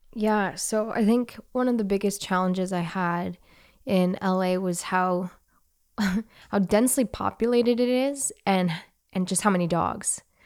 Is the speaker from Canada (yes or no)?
yes; Canada; I'm Canadian, eh?